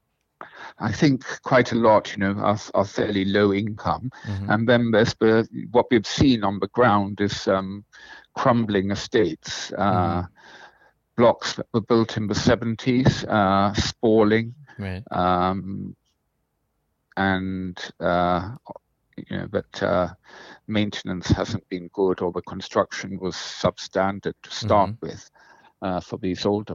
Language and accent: English; Singapore; I grew up in Rebecca Road. I went to I primary school in St. Andrews